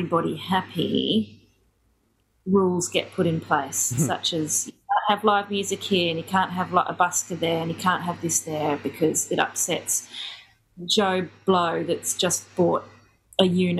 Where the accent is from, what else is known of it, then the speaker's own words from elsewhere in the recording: Brisbane, Queensland, Australia; moved away; also born or lived in Ellesmere Port, England; I'm from Brisbane originally, and when I left school, I share house lived in West End